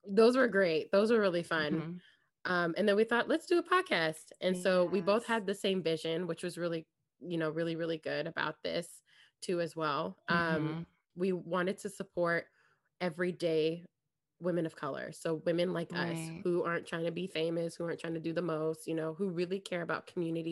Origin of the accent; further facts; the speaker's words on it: California, United States; I was born here in the States. And I grew up in California